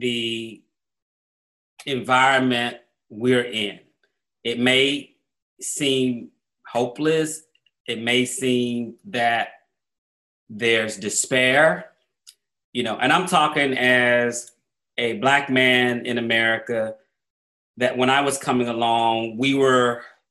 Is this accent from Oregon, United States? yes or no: no; Atlanta, Georgia, United States; also born or lived in New Orleans; I grew up in Black Atlanta. Everything I saw that was inspiration to me growing up in Atlanta was Black.